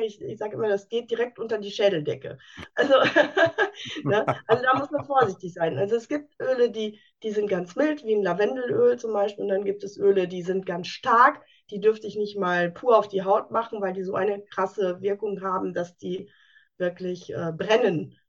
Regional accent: Münsterland, North Rhine-Westphalia, Germany; Ich komme aus dem schönen Münsterland

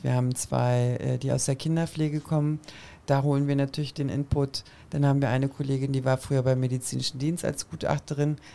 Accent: Berlin, Germany; ich bin in Kreuzberg groß geworden

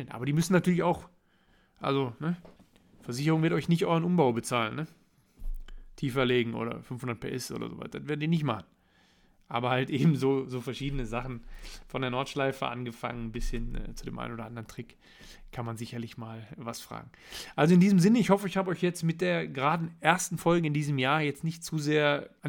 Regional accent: North Rhine-Westphalia, Germany; ich komme aus dem Ruhrgebiet, ich muss abends in den Spiegel gucken

